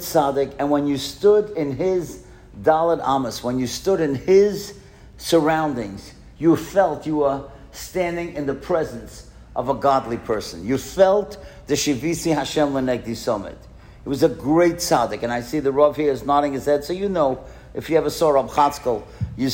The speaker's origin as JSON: {"language": "English", "town": "New York City", "region": "New York", "country": "United States", "tie": "born or raised there", "said": "we grew up in Kew Gardens together."}